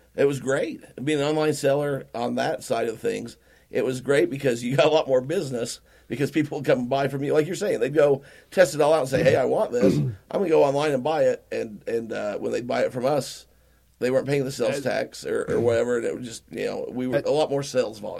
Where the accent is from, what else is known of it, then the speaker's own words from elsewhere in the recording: Utah, United States; we're from Utah.